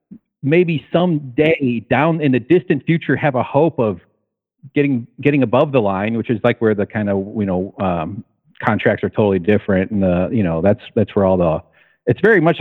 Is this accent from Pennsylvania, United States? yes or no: no; outside of Chicago, Illinois, United States; I grew up outside of Chicago